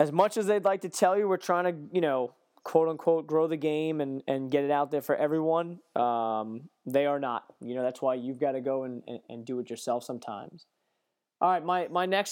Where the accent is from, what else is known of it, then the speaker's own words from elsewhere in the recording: United States; American golf journalists